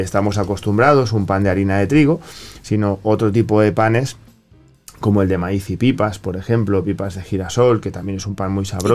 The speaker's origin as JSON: {"language": "Spanish", "country": "Spain", "moved": "yes", "said": "yo vengo de, España, vengo de Europa"}